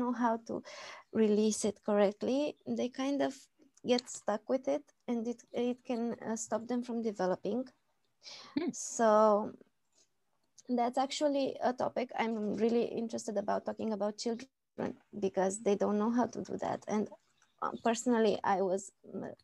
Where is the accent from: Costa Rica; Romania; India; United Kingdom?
Romania; I'm from Romania